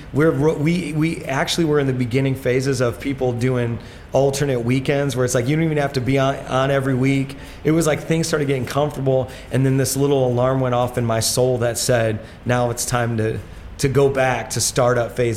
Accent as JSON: {"language": "English", "region": "Indiana", "country": "United States", "moved": "yes", "lives_now": "New York, United States", "said": "I'm from Indiana"}